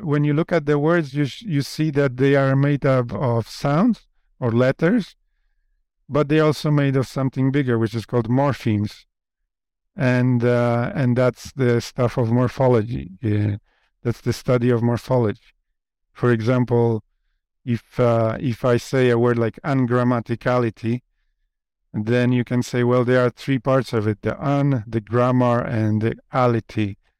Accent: Poland; first language Polish; English is a second language; moved away; English is not my first language. My first language is Polish.

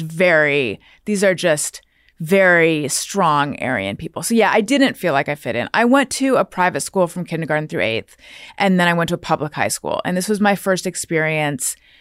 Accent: Corona del Mar, California, United States; moved away; also born or lived in New York; I grew up specifically in Corona Del Mar

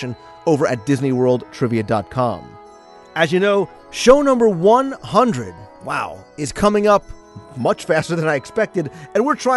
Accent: New Jersey, United States; accent: Jersey; my Jersey accent

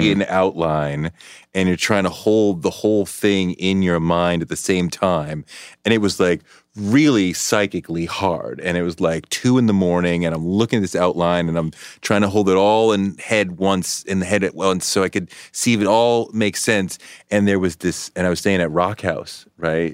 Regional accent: Boston, Massachusetts, United States; moved away; I grew up in Boston

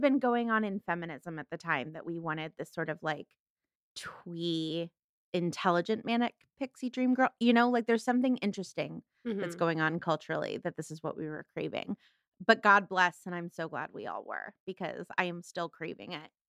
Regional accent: Los Angeles, California, United States; I'm from Los Angeles, so I obviously think it should open in the San Fernando Valley where I'm from.

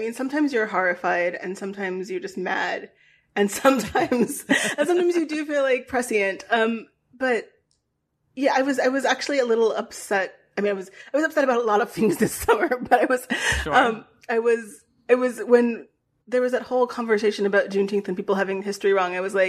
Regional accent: Virginia, United States; I grew up in Virginia. I went to a high school named after a Confederate general.

